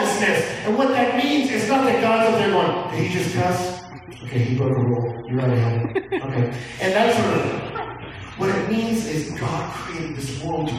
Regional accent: Texas, United States; I grew up in Texas

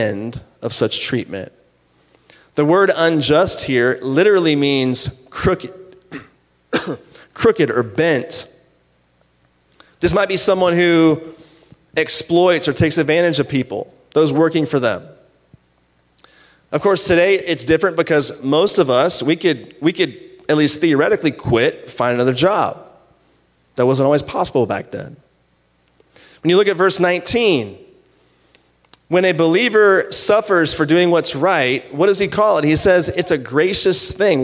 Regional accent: Virginia, United States; moved away; When I was in high school, I'm from Virginia. When I was in high school, I was working at this golf club

